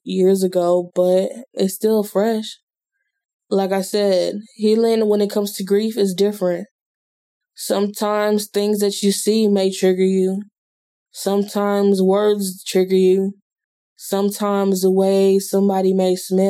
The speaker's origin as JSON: {"language": "English", "town": "Houston", "region": "Texas", "country": "United States", "tie": "born or raised there", "moved": "yes", "said": "H-Town. That is my hometown"}